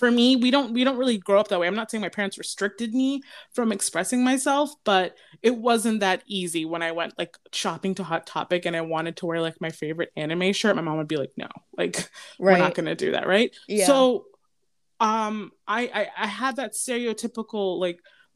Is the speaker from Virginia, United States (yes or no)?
yes; Northern Virginia, United States; I grew up in Northern Virginia